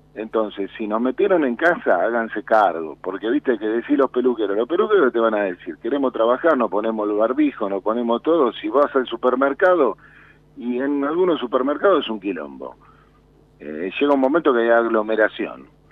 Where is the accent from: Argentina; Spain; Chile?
Argentina; Villa Carlos Gardel, Buenos Aires; Yo soy un simple peluquero que aprendí, salí de la Villa Carlos Gardel